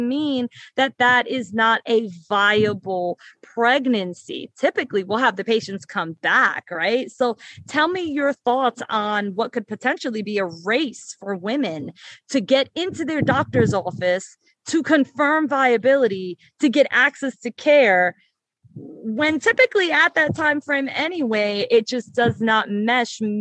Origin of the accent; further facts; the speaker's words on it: New York City, New York, United States; I was born and raised in the South Bronx